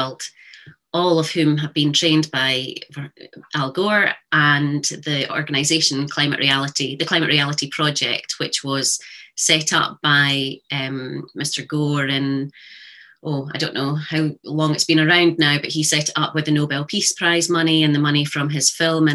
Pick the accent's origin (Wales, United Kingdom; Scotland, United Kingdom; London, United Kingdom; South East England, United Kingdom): Scotland, United Kingdom; Highland Perthshire; I was brought up in Highland Perthshire